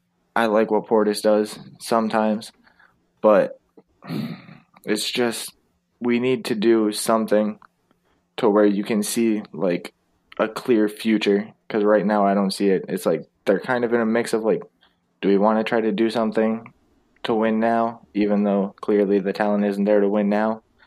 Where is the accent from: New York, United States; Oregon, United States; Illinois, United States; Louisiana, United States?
Illinois, United States; Chicago; my hometown team.